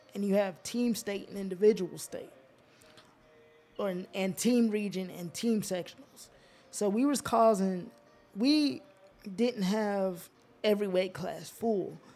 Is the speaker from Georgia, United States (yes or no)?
yes; Georgia, United States; also born or lived in Alaska; we moved from Alaska to Geor-, to Georgia to be with my mom's family